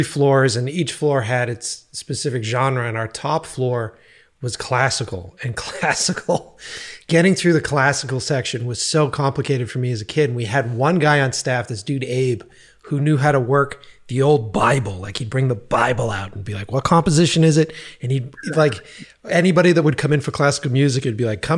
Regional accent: East Coast, United States; moved away; I was from the East Coast

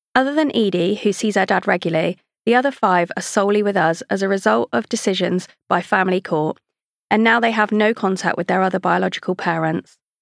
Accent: Devon, South West England, United Kingdom; I was born in Devon to a set of Mancunian parents

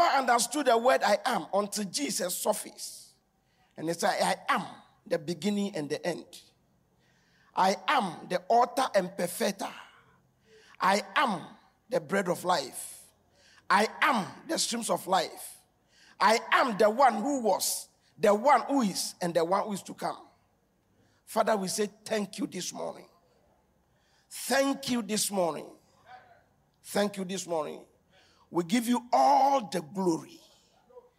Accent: Accra, Greater Accra, Ghana; I live in Newtown. I grew up in Newtown.

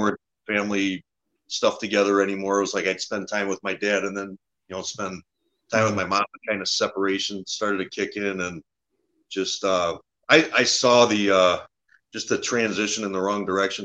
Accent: Warren, Michigan, United States; also born or lived in Harrison Township, Michigan; I grew up in uh, Warren, Michigan. It's uh, a little bit north of Detroit.

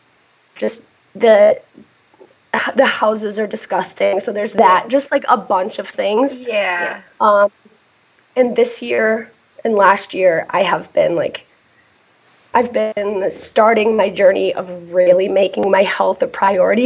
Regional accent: Michigan, United States; I am from Michigan, just the other side of the state.

